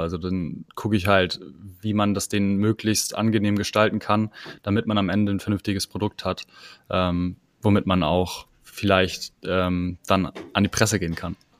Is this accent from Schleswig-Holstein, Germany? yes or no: yes; Kiel, Schleswig-Holstein, Germany; moved away as an adult; now in Hamburg, Germany; ich komme ursprünglich aus Kiel